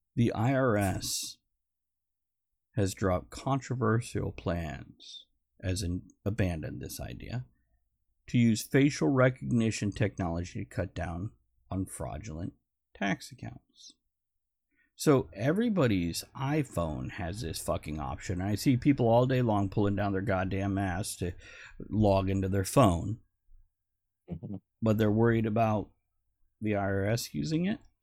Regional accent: South Florida, United States; growing up in South Florida with the Everglades

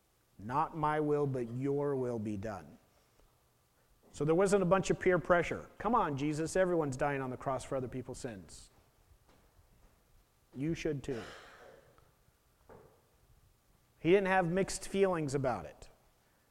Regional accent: Portland, Oregon, United States; I was born in Portland

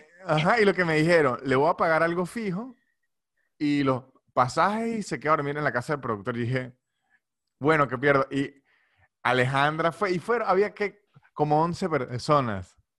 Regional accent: San Cristóbal, Táchira, Venezuela; soy de San Cristóbal

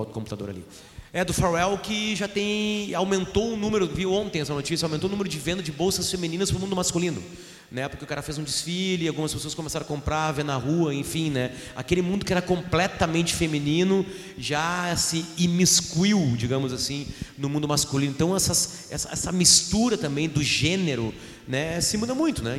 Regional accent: Alegrete, Rio Grande do Sul, Brazil; moved away; eu saí do Alegrete, do Alegrete eu usava calça grande com fudírio caído

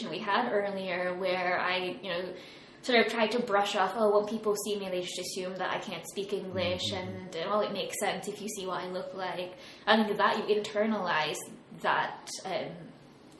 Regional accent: United States; moved away; I was raised in America.

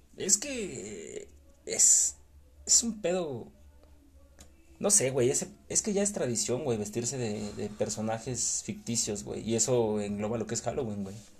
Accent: Mexico; siendo mexicano

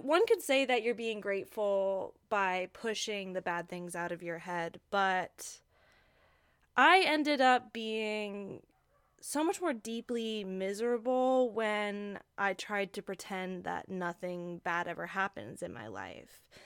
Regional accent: Hawaii, United States; I grew up in Hawaii

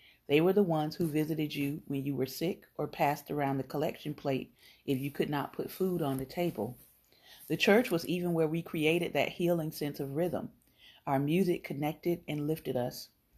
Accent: Kosciusko, Mississippi, United States; makes me think of growing up in Kosciusko, Mississippi, and how the church was the center point of our life.

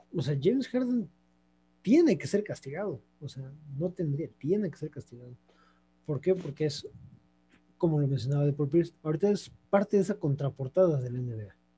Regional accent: Mexico; soy mexicano

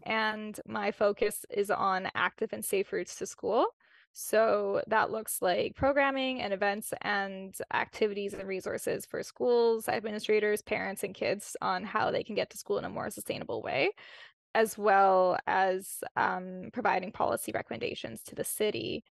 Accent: Winnipeg, Manitoba, Canada; born and raised in Winnipeg

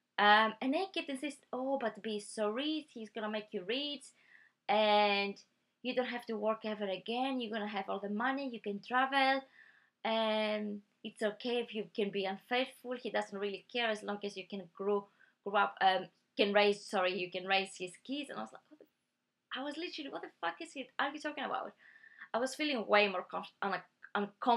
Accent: Greece; now in United Kingdom; I'm from Greece

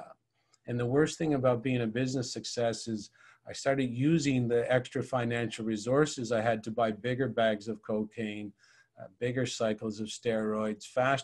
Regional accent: St. John's, Newfoundland and Labrador, Canada; moved away; I lived in St. John's, Newfoundland

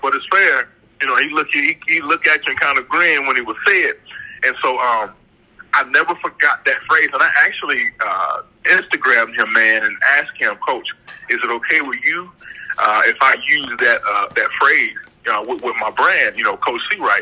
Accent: Orangeburg, South Carolina, United States; moved away as an adult; also born or lived in New Jersey; I was born and raised in Orangeburg, South Carolina.

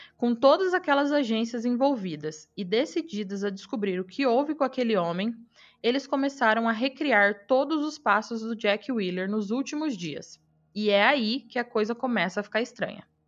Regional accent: Araçatuba, São Paulo, Brazil; moved away; minha cidade e da minha época de atleta em Aracatuba

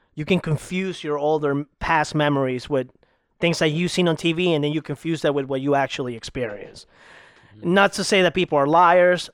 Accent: Ecuador; also born or lived in Salinas, Ecuador; now in Florida, United States; I'm originally from Ecuador

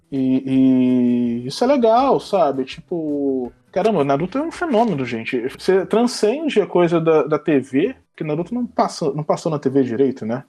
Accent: Brazil; nós brasileiros

